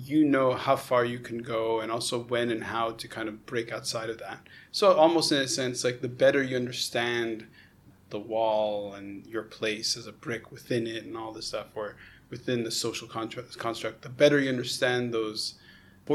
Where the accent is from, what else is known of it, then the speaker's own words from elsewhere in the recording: Montreal, Quebec, Canada; now in Hong Kong; I'm a Canadian from Montreal